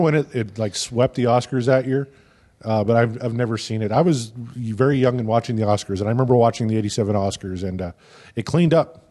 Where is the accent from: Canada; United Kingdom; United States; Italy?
Canada; as a Canadian because I've been living in Canada for forty-one years now.